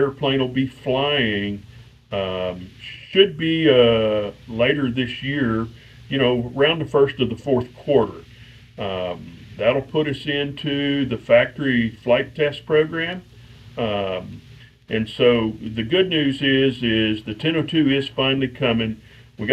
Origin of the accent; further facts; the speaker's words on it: College Station, Texas, United States; I born and raised in College Station at Texas A&M.